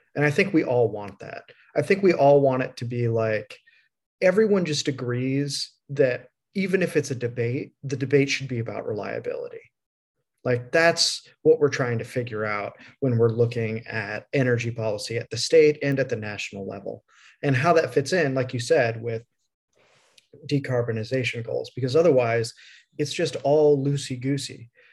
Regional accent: Midwest, United States; I'm from the Midwest

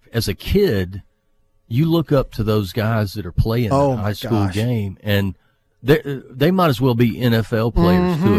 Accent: Jackson, Mississippi, United States; also born or lived in Baton Rouge, Louisiana / Yazoo City, Mississippi; I grew up mainly in North Jackson, spent a few years in Baton Rouge.

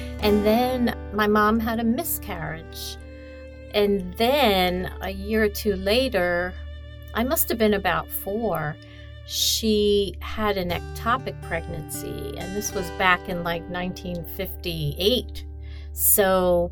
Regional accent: New York City, New York, United States; also born or lived in Brooklyn, New York; I grew up in a neighborhood in Queens. I was born in Brooklyn

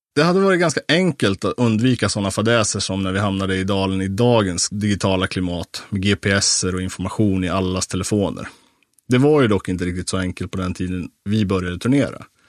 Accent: Sweden; som svensk medelklasspojke i 25-årsåldern

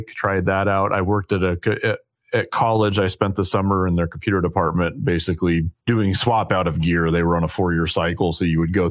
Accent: Vancouver, Washington, United States; born or raised there

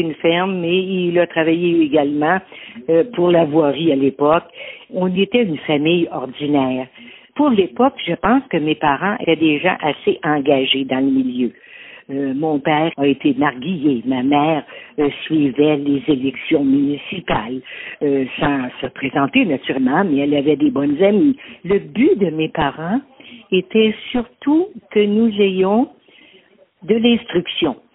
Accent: L'Islet, Quebec, Canada; je suis née à Lille

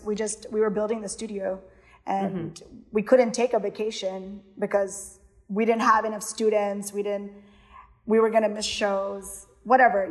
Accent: Houston, Texas, United States; born or raised there; also born or lived in Miami, Florida / Kerala (ancestry)

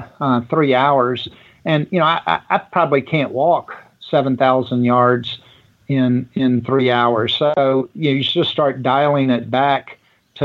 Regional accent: Richmond, Virginia, United States; I grew up in Richmond, Virginia

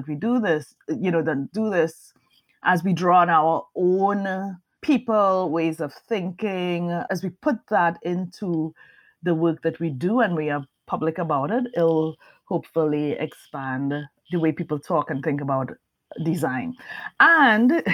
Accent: Trinidad & Tobago; moved away as an adult; now in United States; I'm Trinidadian.

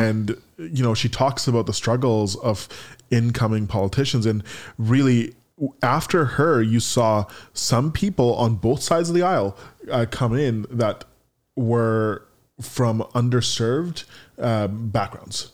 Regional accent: Canada; in my hometown or my home country of Canada

